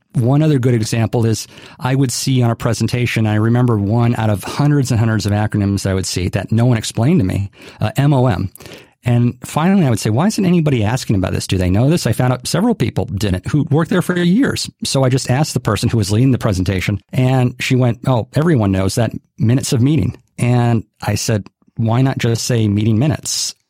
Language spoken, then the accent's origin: English; Hawaii, United States; grew up in Hawaii, born and raised